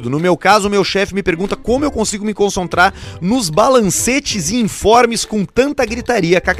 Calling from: Caxias do Sul, Rio Grande do Sul, Brazil; eu sou de Caxias do Sul. Ouço vocês desde o piloto

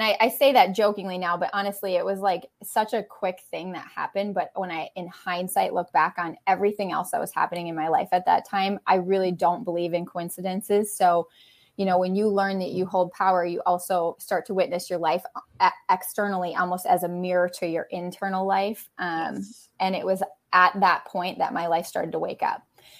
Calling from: Wisconsin, United States; I'm in Western Wisconsin, about an hour and a half away from Minneapolis.

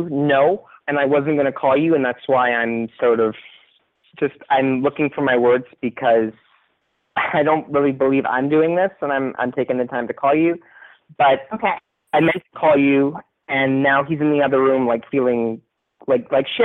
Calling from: New York, United States; I'm 25. I'm calling from New York.

